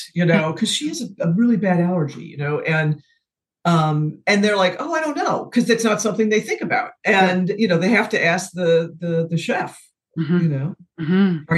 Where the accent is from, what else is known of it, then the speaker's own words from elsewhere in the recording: the Midwest outside of Chicago, Illinois, United States; I grew up in the Midwest outside of Chicago and we call it soda pop